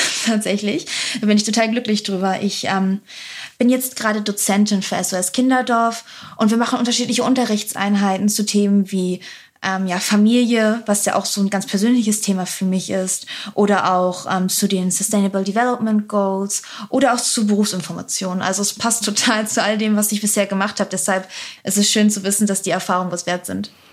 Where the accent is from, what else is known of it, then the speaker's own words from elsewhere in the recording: Bremerhaven, Bremen, Germany; Ich komme ursprünglich aus Bremerhaven